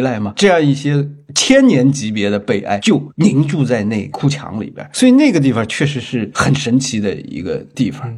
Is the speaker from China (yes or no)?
yes; China; 我们中国人的诗经